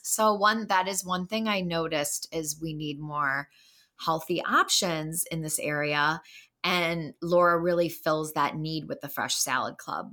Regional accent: Wheaton, Illinois, United States; moved away as an adult; also born or lived in Chicago; now in Wisconsin, United States; I'm from Wheaton, Illinois

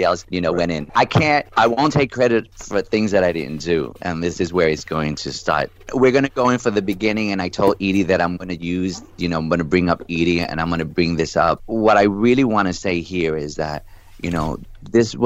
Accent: New York City, New York, United States; a little boy from the Bronx

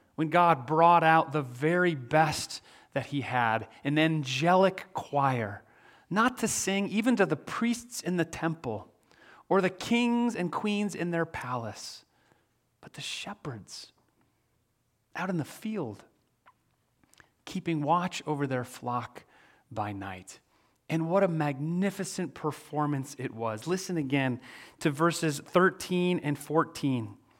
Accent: Midwest, United States; moved away; also born or lived in Manhattan, New York; I'm from the Midwest

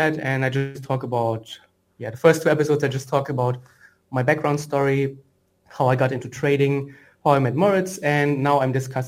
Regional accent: Frankfurt, Hesse, Germany; moved away; I'm from Frankfurt originally, which is, and I'm now in Frankfurt back again

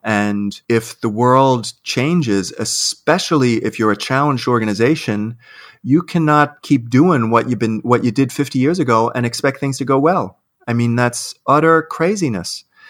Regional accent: New York City, New York, United States; I'm an Irish Catholic kid from Queens

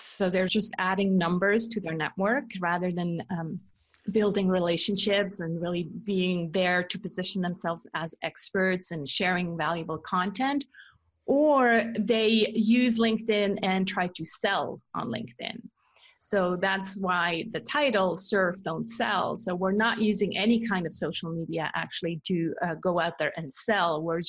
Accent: Switzerland; English is a second language; also born or lived in California, United States; No, I'm actually born and raised in Switzerland. I'm just a copycat with accents. And so I copy my husband's accent, who's from Canada.

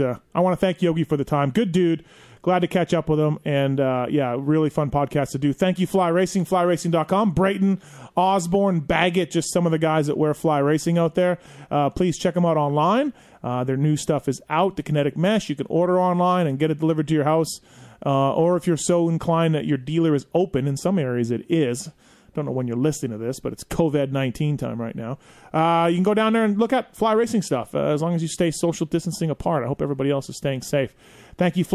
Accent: Canada; I'm Canadian

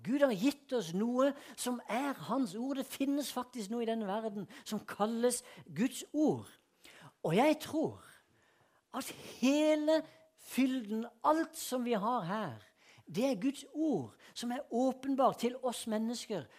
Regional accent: Sørlandet, Norway; moved away; also born or lived in Vennesla / Philadelphia; jeg er fra Sørlandet

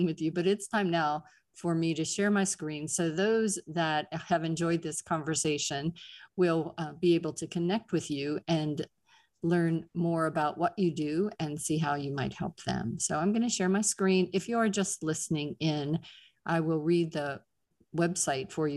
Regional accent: Pittsburgh, Pennsylvania, United States; accent: Pittsburgh; Our Pittsburgh and New York accents

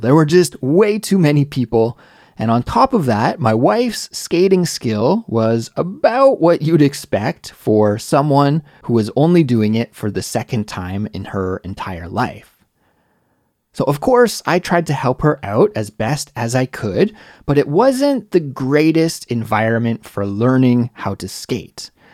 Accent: Canada; moved away as an adult; now in Seoul, South Korea; Growing up in Canada

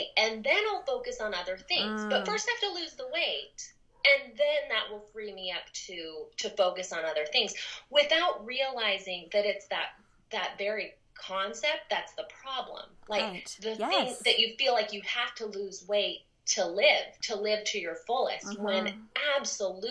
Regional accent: Southern California, United States; moved away as an adult; also born or lived in Rexburg, Idaho; I grew up in Southern California

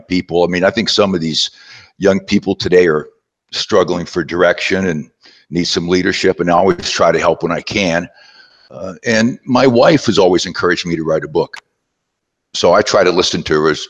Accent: southwestern Pennsylvania, United States; moved away; also born or lived in West Virginia; I was born in West Virginia, and I was raised in southwestern Pennsylvania, a small coal mining town

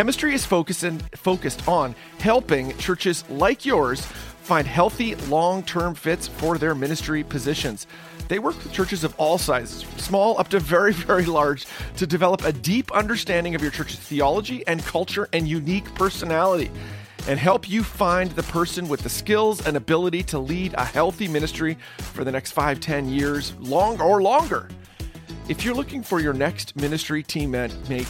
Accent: Canada; I'm Canadian. I'm on the other side of Lake Erie

